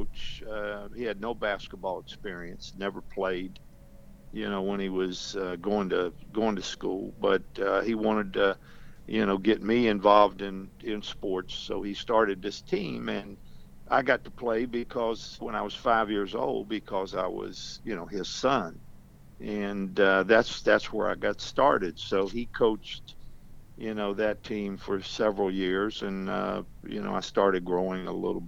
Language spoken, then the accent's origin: English; Princeton, West Virginia, United States; moved away; I came from a very small town of, when I was there, about 7,500 people in southern West Virginia, on the edge of the coal fields named Princeton